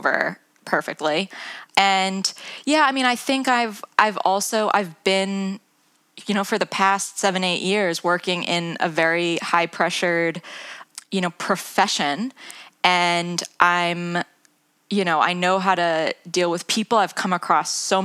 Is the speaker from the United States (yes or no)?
yes; United States; moved away as an adult; also born or lived in London, England; now in England; as you can probably tell from my accent, I'm not from the UK. I'm from the US originally.